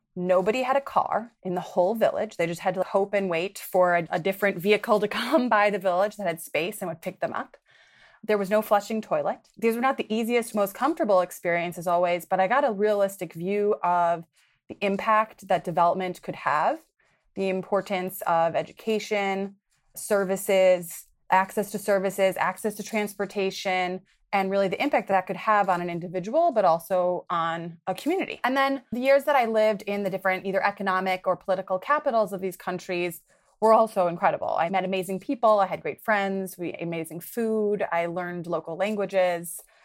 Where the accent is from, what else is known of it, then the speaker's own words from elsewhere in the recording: Milwaukee, Wisconsin, United States; moved away as an adult; I grew up in Milwaukee, Wisconsin